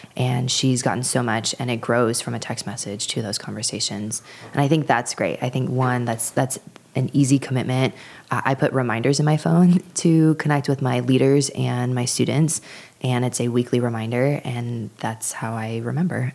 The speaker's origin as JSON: {"language": "English", "town": "Los Angeles", "region": "California", "country": "United States", "tie": "born or raised there", "said": "I am from the San Fernando Valley in the Los Angeles area in Southern California."}